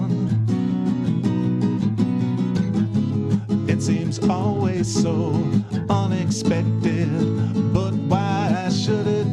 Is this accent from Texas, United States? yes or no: no; East Detroit, Michigan, United States; I grew up in East Detroit, so that's a suburb of Detroit